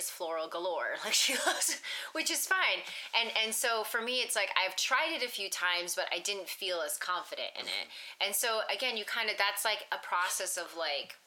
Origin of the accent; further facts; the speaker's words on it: East Coast, United States; moved away; I'm from the East Coast, and, like, we're very, like, nature, environmental and stuff